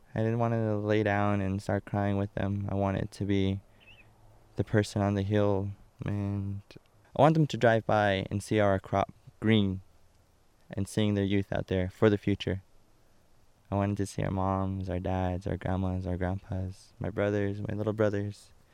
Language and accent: English; Shiprock, New Mexico, United States; I was born and raised here in Shiprock